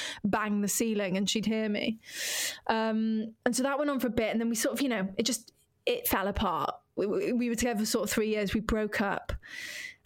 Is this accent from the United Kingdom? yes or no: yes; Wales, United Kingdom; moved away as an adult; now in London, United Kingdom; my dear, dear friends who I grew up with in Wales